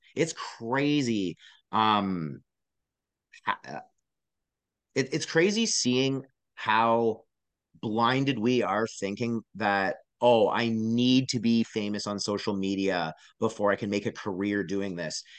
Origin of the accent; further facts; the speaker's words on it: Canada; I am a Canadian performer